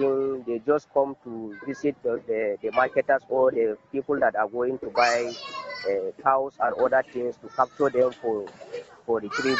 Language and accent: English; Kukawa, Plateau, Nigeria; from Kukawa. I am from refugees from Wasego, LG headquarters.